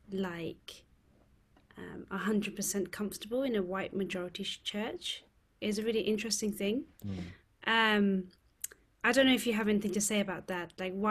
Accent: United Kingdom; I'm Chinese, I'm British Chinese, born in the UK, BBC, British born Chinese, whatever you want to call it. And we say that we are bicultural.

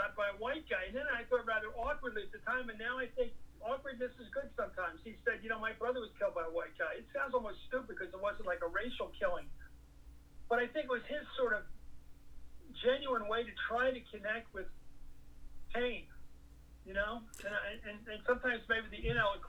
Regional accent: Philadelphia, Pennsylvania, United States; I grew up in Philly, right on the border

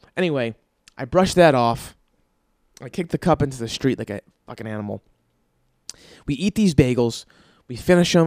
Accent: East Coast, United States; moved away; I'm from the East Coast

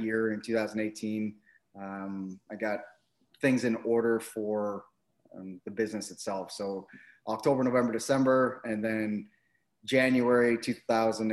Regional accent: Halifax, Nova Scotia, Canada; moved away as an adult; also born or lived in Winnipeg, Manitoba / Shilo, Manitoba; now in Ottawa, Canada; Grew up in the East Coast, so born and raised in Halifax

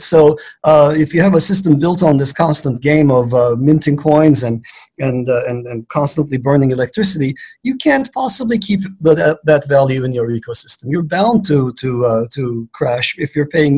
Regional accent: Istanbul, Turkey; now in United States; I grew up in Istanbul, Turkey

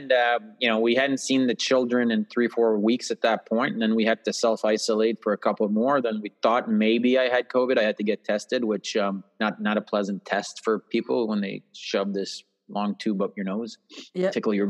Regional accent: Quebec, Canada; we were from very humble background, and it's a part of Quebec, which is a province here in Canada. I'm biased, so I find it's the most beautiful province

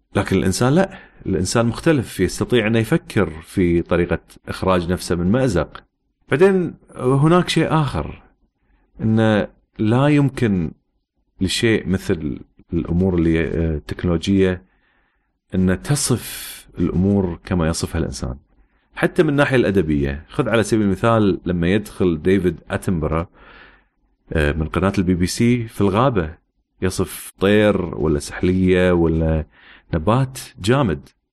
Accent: Kuwait; also born or lived in United States / United Kingdom; احنا مثلا عندنا في الكويت

